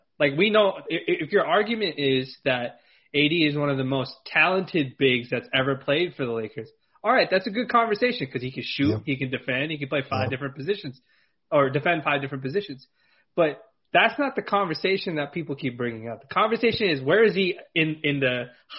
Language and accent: English; Los Angeles, California, United States; I'm from LA, so I don't like talking bad about the LA guys because I'm biased that way. I'm from California